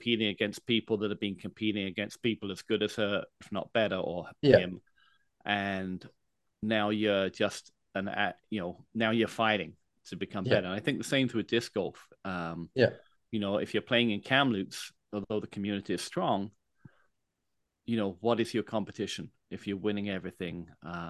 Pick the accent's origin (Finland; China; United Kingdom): United Kingdom; England; also born or lived in Grand Forks; now in Canada; being in Canada, because I'm from England